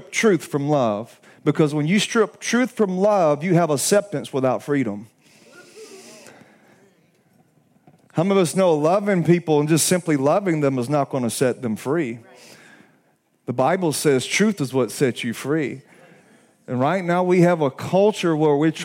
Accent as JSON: {"language": "English", "region": "Alabama", "country": "United States", "said": "I'm from Alabama"}